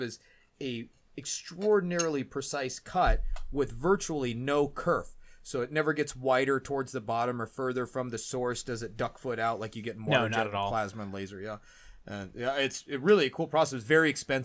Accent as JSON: {"language": "English", "region": "Colorado", "country": "United States", "moved": "yes", "said": "I'm from Colorado originally"}